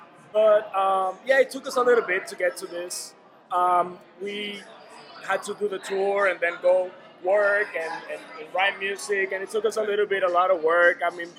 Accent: Dominican Republic; moved away as an adult; now in Chicago, United States

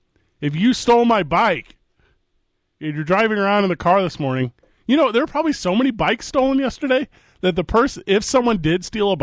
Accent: East St. Louis, Illinois, United States; now in Albuquerque, United States; I'm from St. Louis, Missouri, Vital

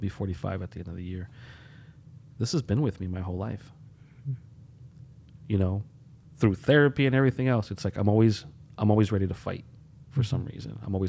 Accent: Holyoke, Massachusetts, United States; also born or lived in Puerto Rico; like I grew up in Holyoke. Mm-hmm. I'm a product of the city through and through, right? Born in Puerto Rico, and my parents decided to come here for some darn reason

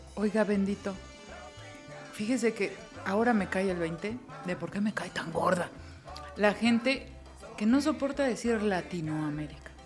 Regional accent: Mexico

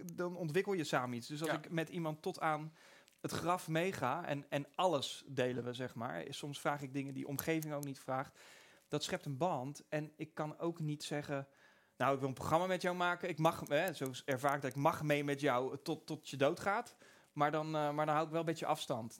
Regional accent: Pijnakker, South Holland, Netherlands; ik kom uit Pijnakker.

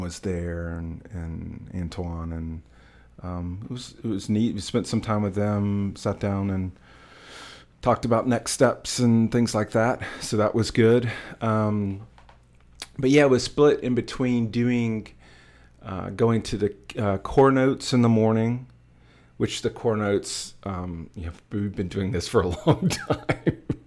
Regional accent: United States; as an American

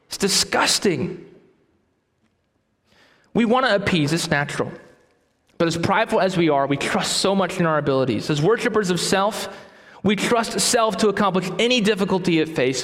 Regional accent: Titusville, Florida, United States; I grew up in Titusville, Florida.

